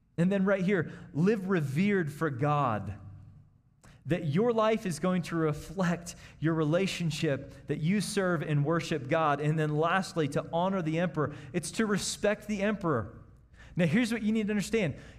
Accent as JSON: {"language": "English", "town": "Kansas City", "region": "Missouri", "country": "United States", "tie": "born or raised there", "moved": "yes", "said": "I grew up in Kansas City"}